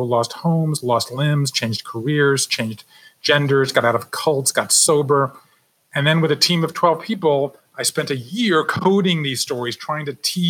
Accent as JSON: {"language": "English", "town": "Savannah", "region": "Georgia", "country": "United States", "tie": "born or raised there", "moved": "as an adult", "said": "I grew up in Savannah, Georgia."}